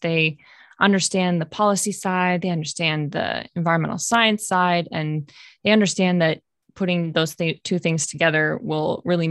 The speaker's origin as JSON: {"language": "English", "town": "Battle Creek", "region": "Michigan", "country": "United States", "tie": "born or raised there", "said": "So I grew up in Michigan, in South Central Michigan, in Battle Creek."}